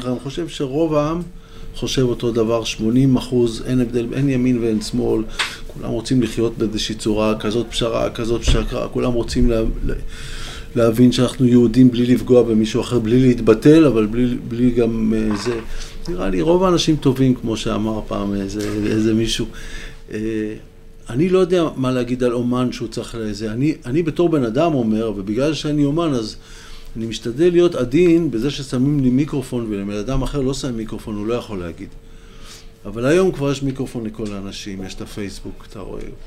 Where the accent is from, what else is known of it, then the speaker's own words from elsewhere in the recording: Holon, Tel Aviv District, Israel; now in Western Galilee, Israel; נולדתי בחולון